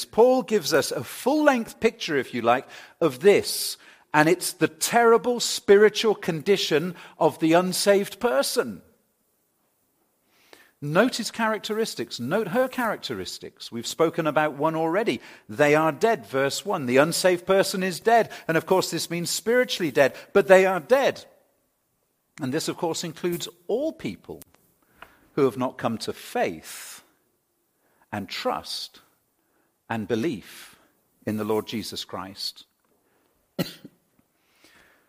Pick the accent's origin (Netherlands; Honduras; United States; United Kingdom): United Kingdom; England; moved away; I come from England